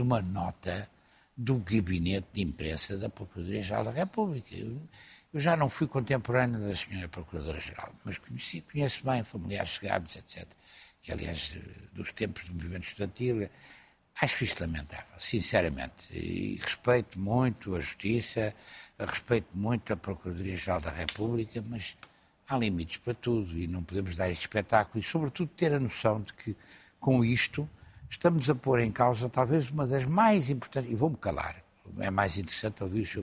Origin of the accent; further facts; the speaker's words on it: Portugal; eu estou preocupado como português